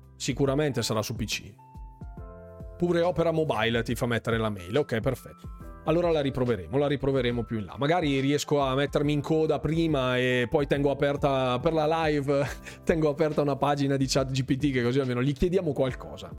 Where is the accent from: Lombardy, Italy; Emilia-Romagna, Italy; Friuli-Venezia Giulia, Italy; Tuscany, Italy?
Lombardy, Italy; Bergamo; sono di Bergamo